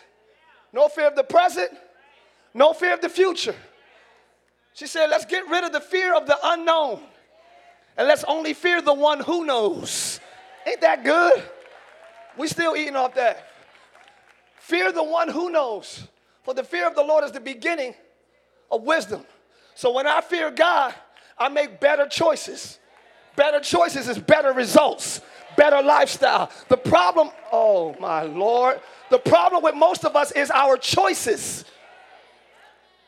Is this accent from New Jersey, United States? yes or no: yes; New Jersey, United States; now in Orlando, United States; I'm from up north. I'm from Jersey.